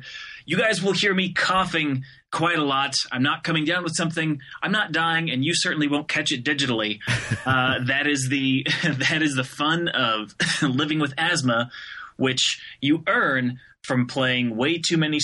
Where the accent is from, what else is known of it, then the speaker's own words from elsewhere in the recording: Phoenix, Arizona, United States; moved away as an adult; now in Detroit, United States; I'm actually from Phoenix, Arizona, which is a wildly divergent, area and attitude and everything. So I grew up in the desert